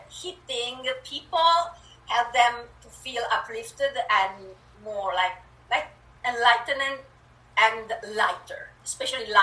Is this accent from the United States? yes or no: no; Italy; English is a second language; moved away as an adult; now in Canada; I was born in Italy and moved to Canada a few years, years ago, so um, yeah, you will hear a bit of an accent. And my English is creative.